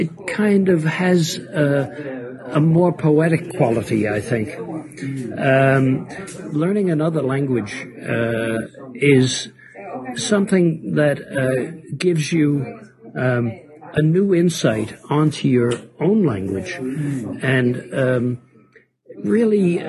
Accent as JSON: {"language": "English", "town": "New York City", "region": "New York", "country": "United States", "tie": "born or raised there", "moved": "as an adult", "lives_now": "Copenhagen, Denmark", "said": "Roosevelt Avenue, where I grew up, in Jackson Heights and Corona"}